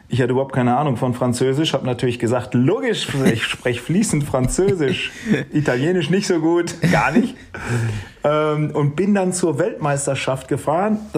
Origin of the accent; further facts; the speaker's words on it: Steinhagen, North Rhine-Westphalia, Germany; hi Arturo … ich komme aus Steinhagen, ich möchte gerne nächstes Jahr für Saeco fahren